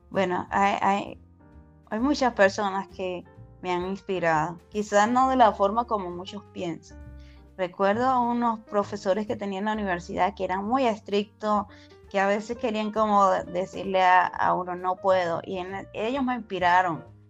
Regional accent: Venezuela; moved away as an adult; now in United States; me gradué como ingeniero químico en una universidad en Venezuela, soy venezolana

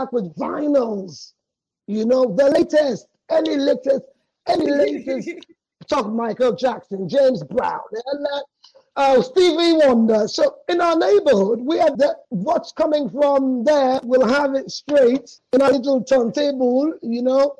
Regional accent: Sierra Leone; also born or lived in London; went back to Sierra Leone when we were three

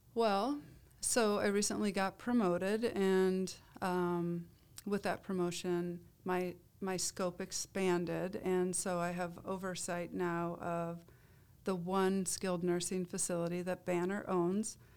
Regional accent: Iowa, United States; I grew up in Iowa

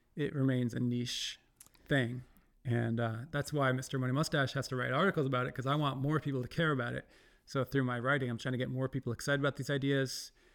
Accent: Ontario, Canada; moved away; Ontario, I'm from Ontario, like near the giant city of Toronto.

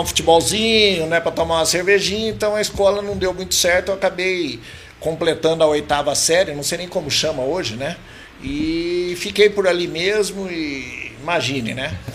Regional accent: Botucatu, São Paulo, Brazil; also born or lived in Londrina, Paraná / Bragança Paulista; vim para Botucatu muito novo ainda

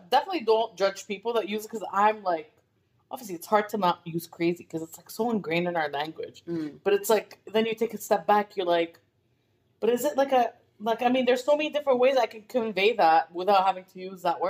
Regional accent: Abu Dhabi, United Arab Emirates; English is a second language; moved away; I was born and raised in Abu Dhabi

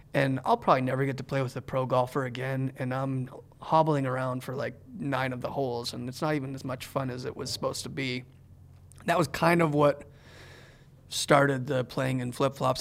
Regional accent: Canada; moved away; growing up in Canada

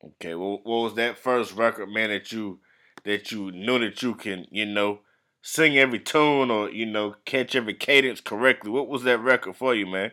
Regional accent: the Carolinas, United States; I'm from the Carolinas

